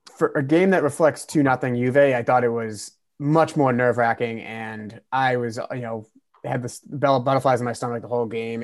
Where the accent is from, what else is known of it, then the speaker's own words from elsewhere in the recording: United States; as an American fan